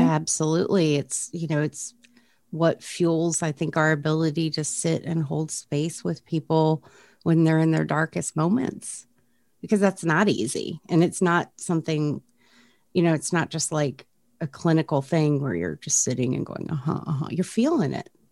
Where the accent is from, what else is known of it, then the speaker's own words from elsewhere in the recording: Frederick, Maryland, United States; there was a program right here in my hometown uh, of Frederick, Maryland